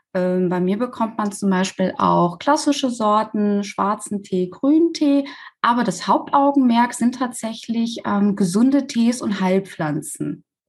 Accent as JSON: {"language": "German", "town": "Recklinghausen", "region": "North Rhine-Westphalia", "country": "Germany", "said": "bei uns in Recklinghausen"}